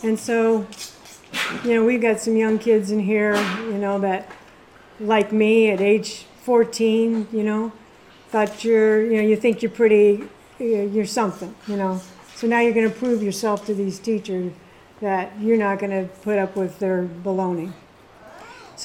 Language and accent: English; Kearney, Nebraska, United States; now in Hastings, United States; I was born and raised in Kearney, Nebraska.